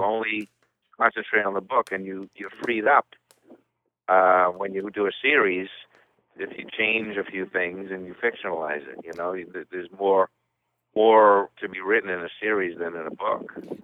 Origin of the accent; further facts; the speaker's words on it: Revere, Massachusetts, United States; I'm from Revere